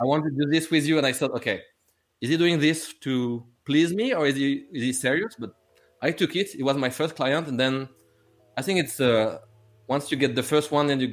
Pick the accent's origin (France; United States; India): France; English is a second language; I'm not English, I'm French.